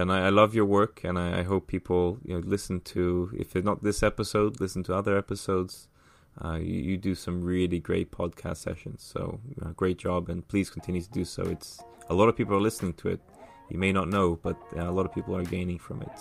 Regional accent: São Paulo, Brazil; born there; also born or lived in England / United States / Middle East / Ireland; so I was born in Brazil, in São Paulo. Um, I lived. I've lived in the states. I've lived in England for most of my life.

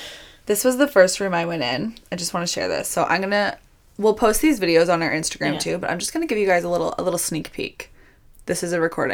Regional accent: Ontario, Canada; I said, Canada. She goes, oh, me too. I was like, oh, no. What province? Ontario. Me too.

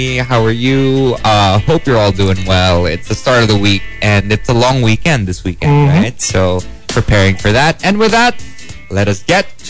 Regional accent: Negros Occidental, Western Visayas, Philippines; also born or lived in Antipolo; And, well, my mom, she lives in Antipolo, but originally we're from Negros.

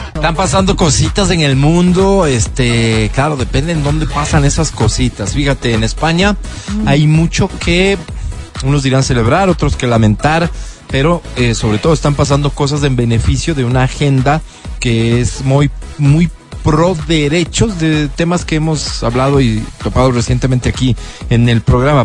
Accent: Quito, Pichincha, Ecuador; los quiteños

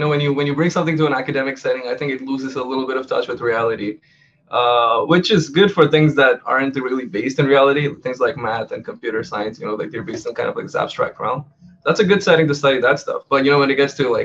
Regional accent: Oman; moved away; also born or lived in Montreal; I grew up in Oman, which is a small country in the Middle East

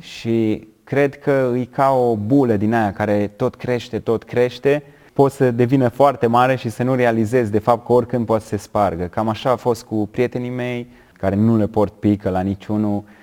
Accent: Romania; eu sunt băiat din România, dintr-o familie de creștini

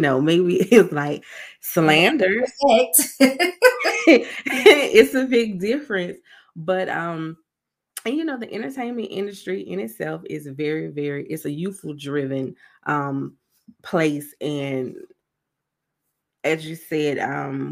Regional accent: South Carolina, United States; I'm from South Carolina.

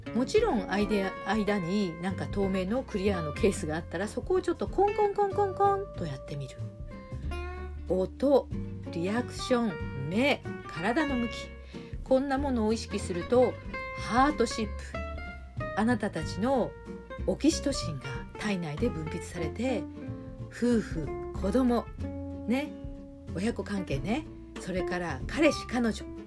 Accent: Hiroshima, Japan; also born or lived in Shimane; now in Tokyo, Japan; 島根県生まれの広島育ち

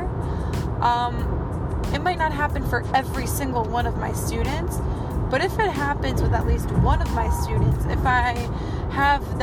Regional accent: New Jersey, United States; accent: Jersey; My Jersey accent just came out

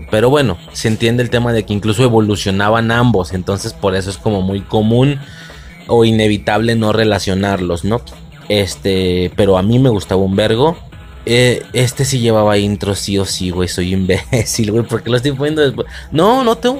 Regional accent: Mexico; en mi país, en México

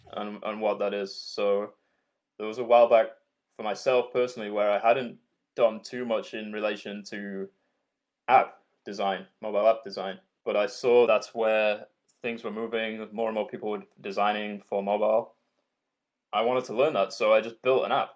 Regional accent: Yorkshire and the Humber, United Kingdom; I'm from Yorkshire in England, and we use a shitload of swear words and a shitload of slang

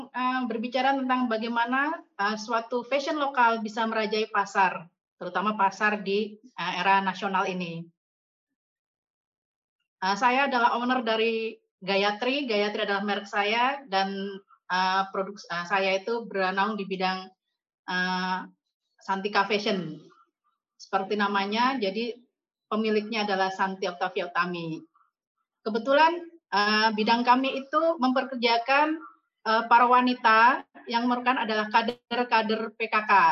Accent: East Java, Indonesia; born there; now in Surabaya, Indonesia; Saya lahir di Pulau Masa pulau yang terpencil sekali di antara Kalimantan, Jawa, dan Sulawesi. Itu terletak di Kabupaten Sumeneb

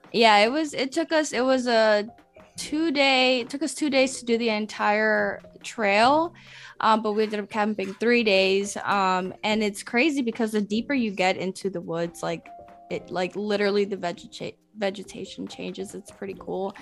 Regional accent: Atlanta, Georgia, United States; first language Spanish; English is a second language; also born or lived in Medellín, Colombia; I live and I was raised here in Atlanta

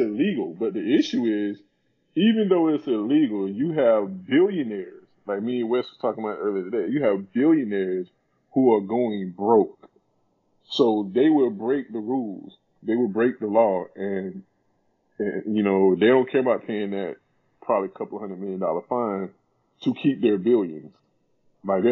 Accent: South Carolina, United States; I'm from a small town in South Carolina. When I was in high school, I think our population in my hometown was like 7,000

